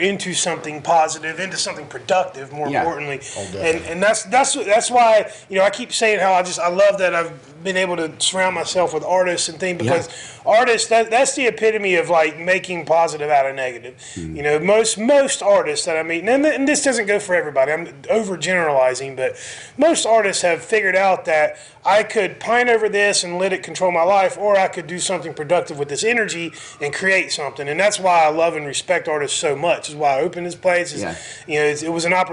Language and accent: English; Crowders Mountain, North Carolina, United States; I grew up out on Crowder's Mountain